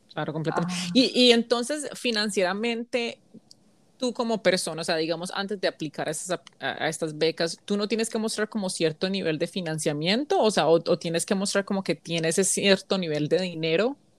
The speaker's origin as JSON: {"language": "Spanish", "country": "United States", "tie": "born or raised there", "also_born_or_lived": "Colombia / South Korea", "said": "Yo crecí en los Estados Unidos"}